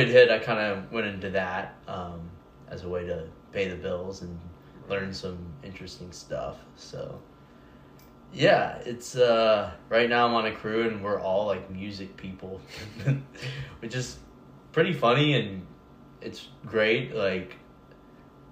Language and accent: English; Nashville, Tennessee, United States; also born or lived in San Francisco; I was raised here. Yeah. My parents' families are both from Nashville